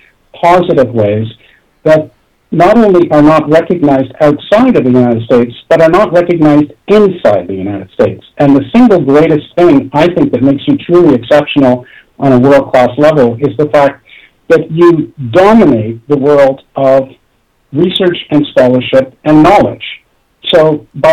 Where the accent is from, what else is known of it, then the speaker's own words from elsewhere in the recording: Toronto, Ontario, Canada; I grew up in Toronto